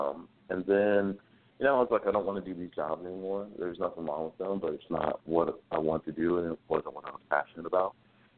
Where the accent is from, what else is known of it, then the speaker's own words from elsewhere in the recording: Greensboro, North Carolina, United States; born and raised in North Carolina from Greensboro. So there's always a little bit of a Southern boy in me.